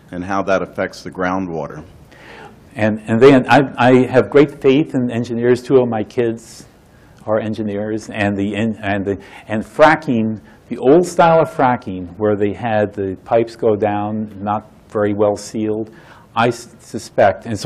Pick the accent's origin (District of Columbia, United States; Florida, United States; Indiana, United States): Florida, United States; And I vividly recall growing up in Florida, the site of burning tankers, uh, particularly in 1942 and half of 43.